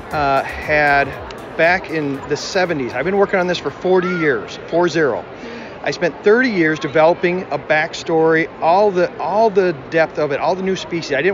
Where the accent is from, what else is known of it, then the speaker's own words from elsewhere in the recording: Wisconsin, United States; Wisconsin. Actually, I live right on the Mississippi River. So we see deer and, and uh, bald eagles and stuff all the time. Small little town, about five, 6,000 people.